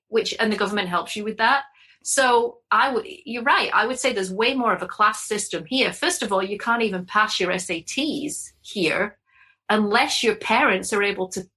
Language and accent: English; England, United Kingdom; now in Connecticut, United States; as an English person